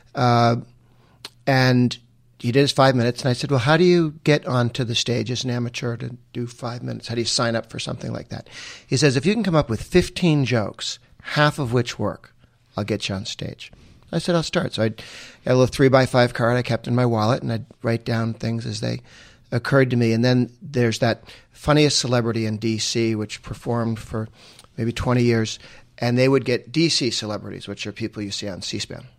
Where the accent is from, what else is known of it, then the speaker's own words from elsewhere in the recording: Weston, Massachusetts, United States; I grew up in Weston, went to grade school and high school there